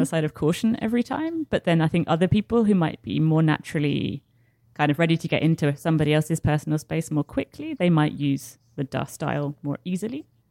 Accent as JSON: {"language": "English", "region": "south of England", "country": "United Kingdom", "said": "I'm, I'm British"}